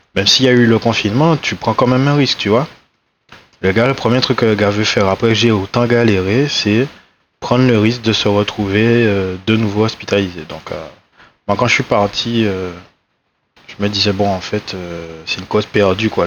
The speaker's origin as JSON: {"language": "French", "town": "Les Abymes", "country": "Guadeloupe", "tie": "born or raised there", "moved": "yes", "said": "j'ai grandi à Grand Camp aussi"}